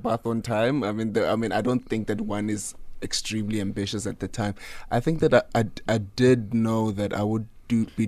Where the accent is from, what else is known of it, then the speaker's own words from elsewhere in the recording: Pretoria, Gauteng, South Africa; also born or lived in Soshanguve; I was born in Soshanguve